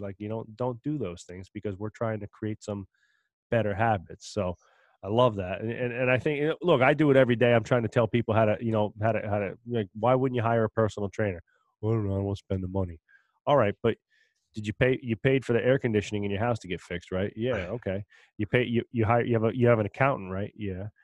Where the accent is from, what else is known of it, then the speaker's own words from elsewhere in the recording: New Jersey, United States; we're from Jersey